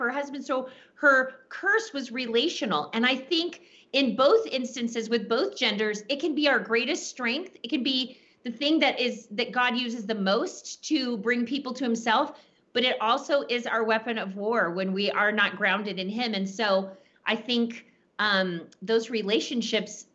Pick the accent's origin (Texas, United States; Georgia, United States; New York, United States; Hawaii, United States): Texas, United States; I'm from Texas. We say naked as a jaybird